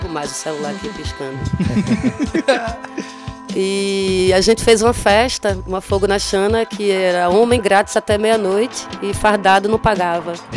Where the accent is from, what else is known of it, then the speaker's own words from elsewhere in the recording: Olinda, Pernambuco, Brazil; eu fui criada em Olinda